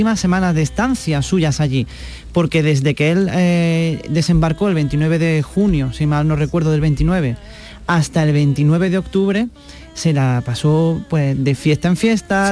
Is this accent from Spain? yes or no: yes; Granada, Andalusia, Spain; Yo soy de Granada